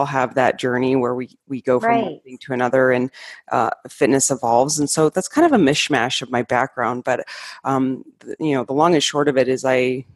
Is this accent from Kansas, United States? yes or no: no; Arizona, United States; moved away as an adult; also born or lived in Colorado; I grew up in Arizona, and went to college there, and then I moved to Colorado for my master's degree.